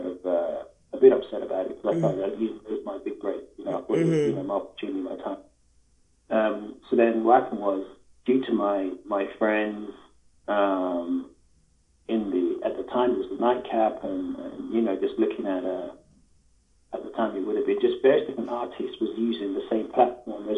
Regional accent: London, United Kingdom; I'm from London

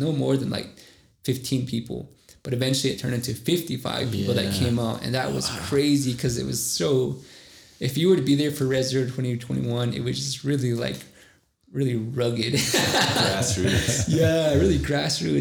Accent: Hard Rock, Arizona, United States; our community of Hard Rock

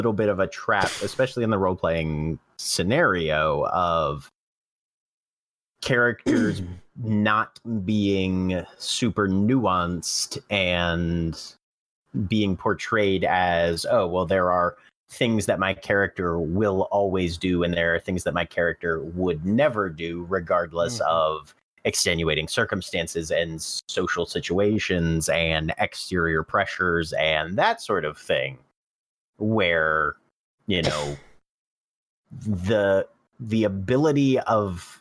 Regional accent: Maryland, United States; born and raised in Maryland

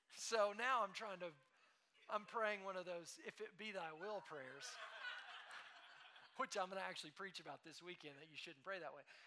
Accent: Tulsa, Oklahoma, United States; moved away as an adult; also born or lived in Lubbock, Texas; now in Dallas, United States; We moved from Tulsa, Oklahoma, where we had lived our whole life. I moved to Tulsa when I was two years old from Lubbock, Texas.

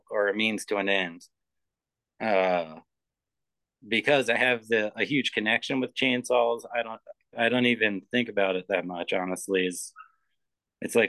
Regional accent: Philadelphia, Pennsylvania, United States; moved away; where I grew up in Philadelphia, there was the Rodin Museum.

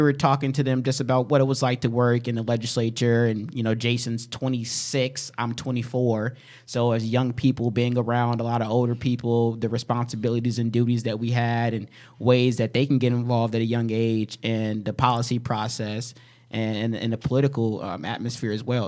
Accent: Chicago, Illinois, United States; moved away; also born or lived in Rockford, Illinois; A lot of my friends that I grew up with in Chicago and Rockford

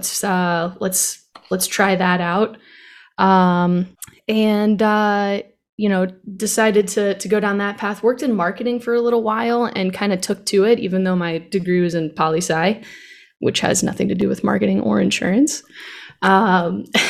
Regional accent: Tampa, Florida, United States; I was born in Tampa, Florida on February 9th, 1990.

